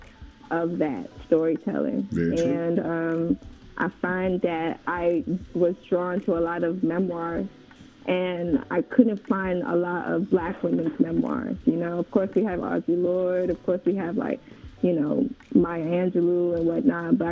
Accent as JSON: {"language": "English", "region": "New York", "country": "United States", "tie": "born or raised there", "also_born_or_lived": "Oshogbo, Osun State, Nigeria / College Park, Georgia / Fayetteville, Georgia / Tyrone, Georgia", "moved": "yes", "said": "born in Nigeria, but I was raised originally in Far Rockaway, Queens. And then my family moved to College Park, Georgia"}